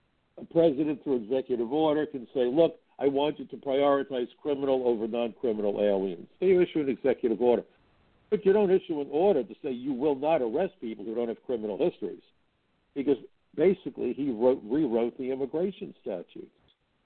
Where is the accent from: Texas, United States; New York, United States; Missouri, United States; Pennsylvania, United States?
New York, United States; New York City; I remember growing up in Brooklyn, many of my parents' friends were refugees.